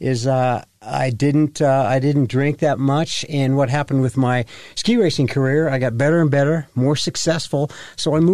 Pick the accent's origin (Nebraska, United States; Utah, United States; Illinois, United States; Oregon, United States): Utah, United States; Ogden; I was born and raised in Ogden